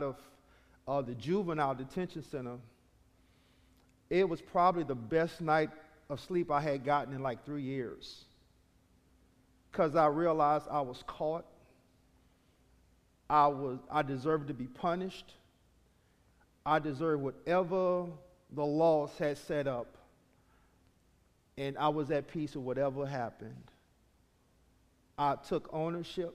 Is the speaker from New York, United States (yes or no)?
no; New Orleans, Louisiana, United States; I am from New Orleans, Louisiana. I'm from an area called Carrollton